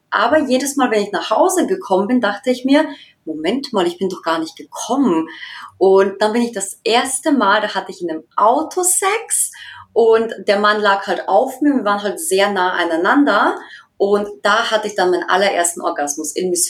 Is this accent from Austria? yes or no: yes; Austria; moved away as an adult; now in Dresden, Germany; ich bin 29 Jahre alt. Ich bin in Österreich geboren und aufgewachsen und wohne seit mittlerweile zwei Jahren in Deutschland, in Dresden.